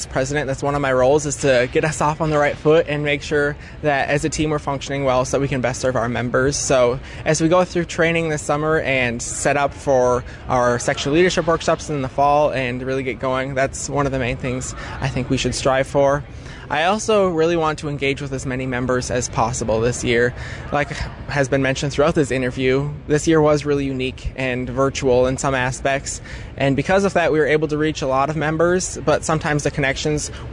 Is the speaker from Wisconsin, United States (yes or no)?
yes; Menomonie, Wisconsin, United States; I am from the Menominee FFA chapter, graduated from Menominee High School in 2020, and I grew up on my family's dairy farm.